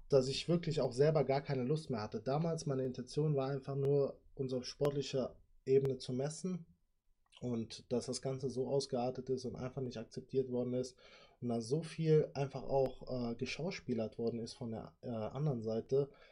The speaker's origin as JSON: {"language": "German", "town": "Sinzig", "region": "Rhineland-Palatinate", "country": "Germany", "tie": "born or raised there", "said": "ich komme ja aus Sinzig"}